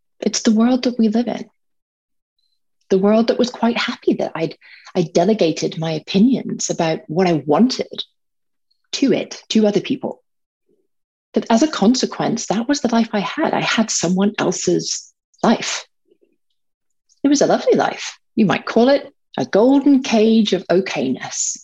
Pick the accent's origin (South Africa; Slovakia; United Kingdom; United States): United Kingdom; Northern Ireland; grew up in Northern Ireland, surrounded by guns and bombs